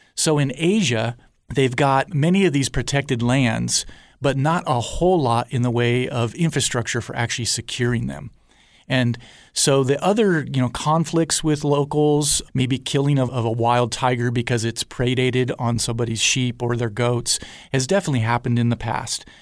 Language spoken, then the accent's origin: English; Southern California, United States; also born or lived in Guadalajara, Mexico; I grew up in Southern California